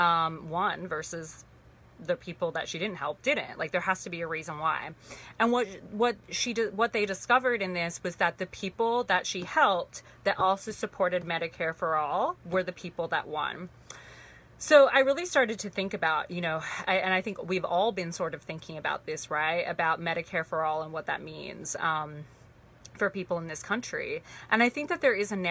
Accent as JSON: {"language": "English", "town": "Sydney", "region": "New South Wales", "country": "Australia", "tie": "born or raised there", "also_born_or_lived": "Torrance, California, United States", "moved": "yes", "said": "I was born in Los Angeles in Torrance, California, but I grew up most of my life in Sydney, Australia. Not in the city, but actually pretty far out, but I grew up in Australia."}